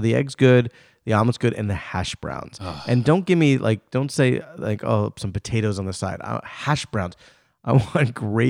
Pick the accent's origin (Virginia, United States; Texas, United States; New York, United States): New York, United States; New York City; moved away; I grew up in Brooklyn